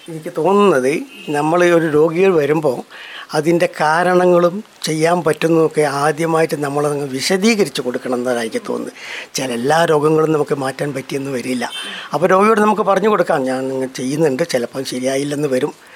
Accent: Kozhikode, Kerala, India; moved away as an adult; also born or lived in Wayanad; now in Mananthavady, India; ഞാനും സ്ഥിരമായിട്ട് വയനാട്ടുകാരനല്ല കോഴിക്കോട്ടുകാരനാണ്

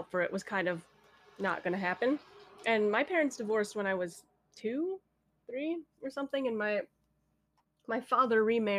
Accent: California, United States; born there; I was, yeah. I was born in Cali.

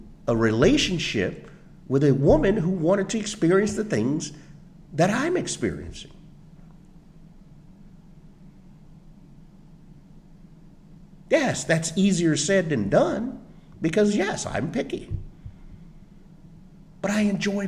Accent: Ormond Beach, Florida, United States; moved away as an adult; also born or lived in Minnesota; Growing up in Ormond, going to the Pine Trail Elementary, Tomoka Elementary, Ormond Junior, Ormond Middle today, Seabreeze High School

